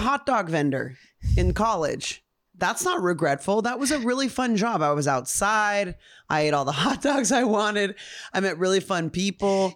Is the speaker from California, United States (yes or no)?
yes; Upland, California, United States; also born or lived in Ontario, California; I was from Ontario, Upland, which is technically